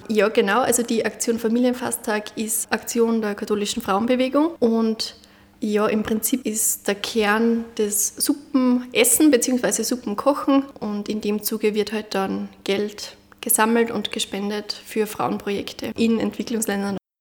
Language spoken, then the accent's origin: German; Munderfing, Upper Austria, Austria; Munderfing in Oberösterreich